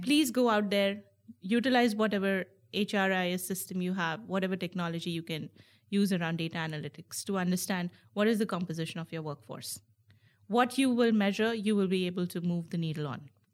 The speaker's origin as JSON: {"language": "English", "country": "India", "tie": "born or raised there", "also_born_or_lived": "United States", "moved": "yes", "said": "I was born in, and raised in India, and now I'm, I'm an American citizen"}